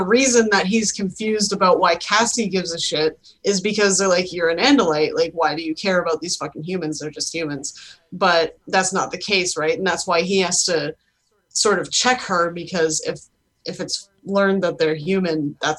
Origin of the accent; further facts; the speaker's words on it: Canada; As a Canadian